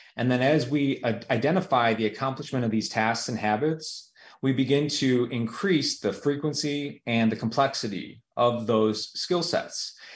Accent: United States; here in the United States

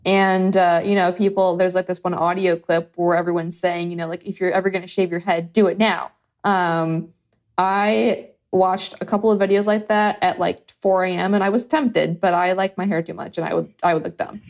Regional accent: Chicago, Illinois, United States; I'm from Chicago, from the South Side.

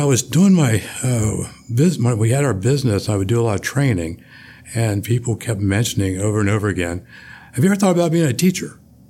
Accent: New Smyrna Beach, Florida, United States; also born or lived in Washington, D.C., United States; Then grew up in Florida. I'm a surfer boy from New Smyrna Beach, Florida. I grew up about two blocks off the ocean.

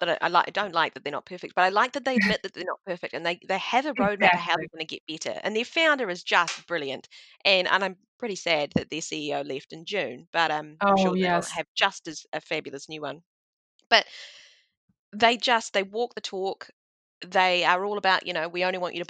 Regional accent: New Zealand; being a Kiwi

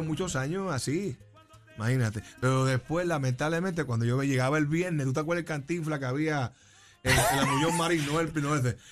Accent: Caguas, Puerto Rico; also born or lived in New York; now in Juncos, Puerto Rico; Yo soy de Cagua y desde y ahora soy, de Junco

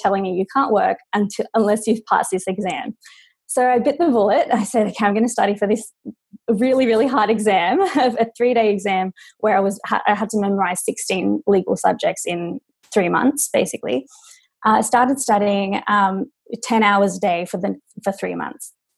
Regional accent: Sydney, New South Wales, Australia; moved away as an adult; now in Los Angeles, United States; So I'm Australian. I'm from Sydney, Australia. I moved to LA 4 years ago.

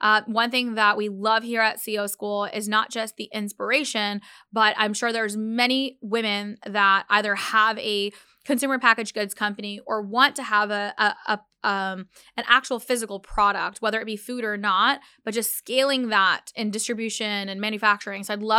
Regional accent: Pakistan; I eat dates just naturally in our diet as I'm Pakistani and we just have dates in like, you know, in our diet already.

